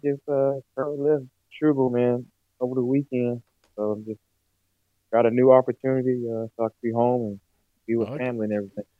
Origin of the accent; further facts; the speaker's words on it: North Carolina, United States; I'm from North Carolina, born and raised. I'm a family man. I don't have a family currently right now, but I'm a family man. I like to be around my family, love church. I'm a Christian.